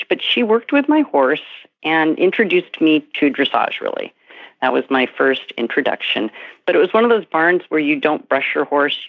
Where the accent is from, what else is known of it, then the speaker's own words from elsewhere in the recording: Santa Monica, California, United States; I grew up in Santa Monica, California